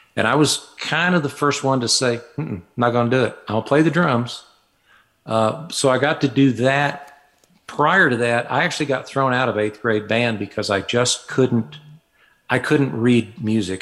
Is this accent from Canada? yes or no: no; Fayetteville, Arkansas, United States; moved away as an adult; I was born in Fayetteville, Arkansas, grew up there, and lived there until I was about 24